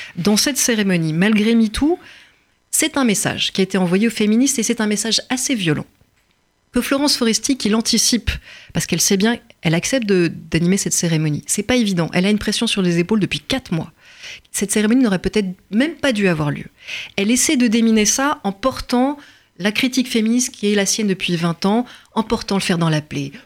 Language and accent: French; France; je suis française